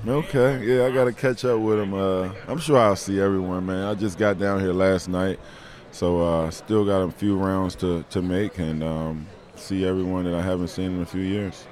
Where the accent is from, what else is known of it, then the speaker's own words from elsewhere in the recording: Maryland, United States; I grew up in Maryland